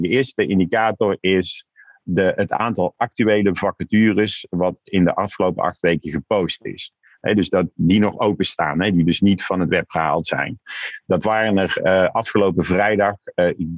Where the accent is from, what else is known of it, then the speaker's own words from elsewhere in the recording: Tilburg, North Brabant, Netherlands; now in Amsterdam, Netherlands; geboren en getogen in Tilburg. Kun je nog een beetje horen, maar al jaren woonachtig in Amsterdam